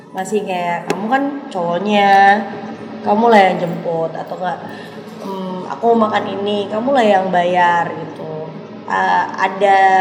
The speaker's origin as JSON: {"language": "Indonesian", "region": "West Nusa Tenggara", "country": "Indonesia", "said": "aku dari Nusa Tenggara Barat"}